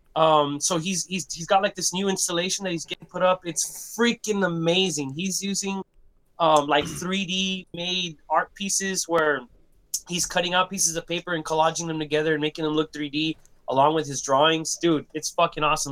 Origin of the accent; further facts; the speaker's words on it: Brownsville, Texas, United States; we're from Brownsville, uh, Brownsville, man. Brownsville, like I said, tip of, tip of Texas